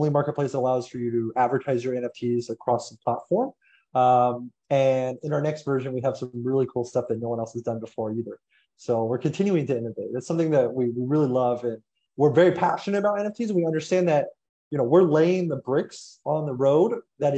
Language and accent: English; United States; I'm American